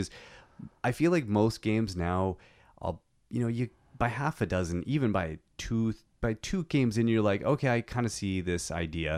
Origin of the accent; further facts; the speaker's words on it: Canada; I am so Canadian